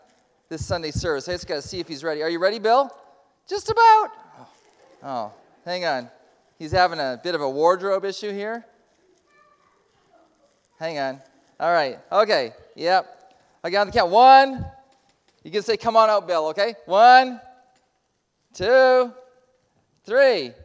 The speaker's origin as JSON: {"language": "English", "country": "Canada", "accent": "Canadian", "moved": "yes", "said": "As you can tell from my accent, I'm from Calder Crooks, but originally from Canada. There's still a bit of Canadian in there."}